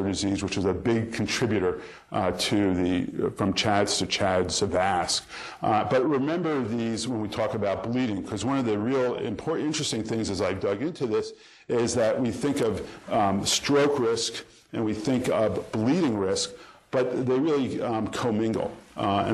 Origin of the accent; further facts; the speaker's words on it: New York, United States; I'm from New York